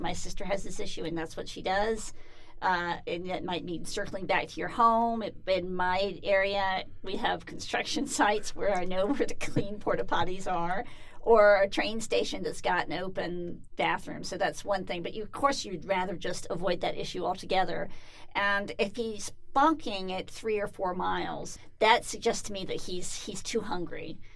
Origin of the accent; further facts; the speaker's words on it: Atlanta, Georgia, United States; I grew up in Atlanta, Georgia, and it's hot and humid pretty much from March to November